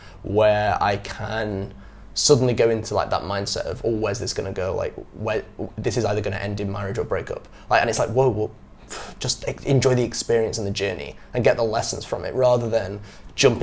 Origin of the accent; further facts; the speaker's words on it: England, United Kingdom; moved away as an adult; now in Vietnam; growing up in England like I did